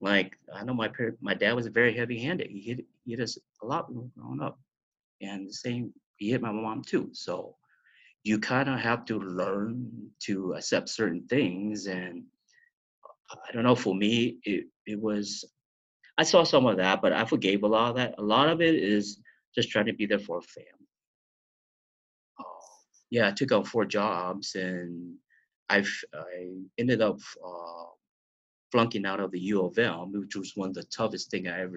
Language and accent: English; Central Valley, California, United States; also born or lived in La Verne, California; We were growing up in Cali, and a lot of people could attest that we were living in the Central Valley, and that was like one of the worst places to raise your kids, in the Fresno area, in Tulare area